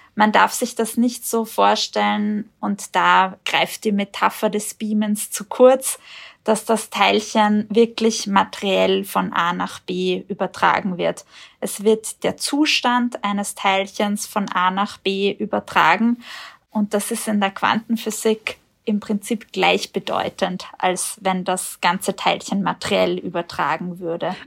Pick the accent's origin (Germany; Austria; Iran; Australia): Austria; hier bei uns in Österreich